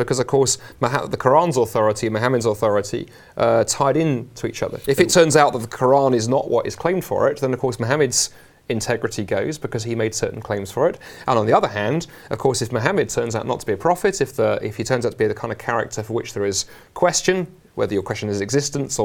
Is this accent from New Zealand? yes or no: no; London, United Kingdom; moved away as an adult; also born or lived in Oxford / Toronto, Canada; now in Scotland, United Kingdom; I'm a Londoner, actually born and raised across the river in South London